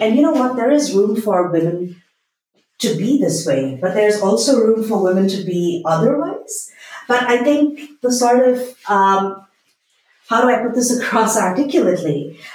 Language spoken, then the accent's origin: English; Bangalore, Karnataka, India; I am from Bangalore